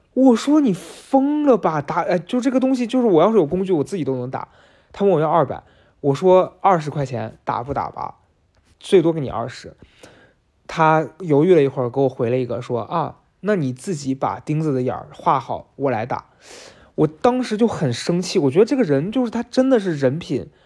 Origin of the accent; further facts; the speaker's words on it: Shaanxi, China; 辣子，我们陕西人的叫法